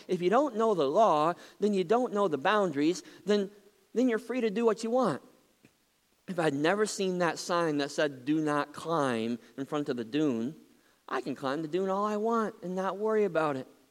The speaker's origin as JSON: {"language": "English", "town": "Muskegon", "region": "Michigan", "country": "United States", "tie": "born or raised there", "said": "When I was just a kid growing up in Muskegon"}